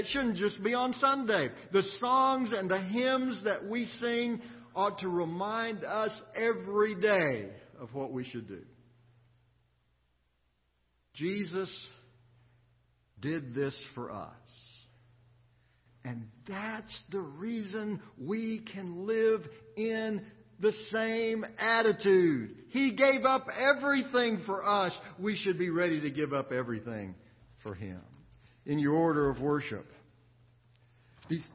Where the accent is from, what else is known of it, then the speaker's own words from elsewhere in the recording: Austin, Texas, United States; growing up in Austin